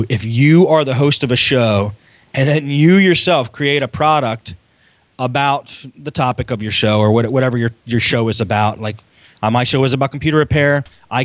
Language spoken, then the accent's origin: English; Philadelphia, Pennsylvania, United States; I'm a guy from Philly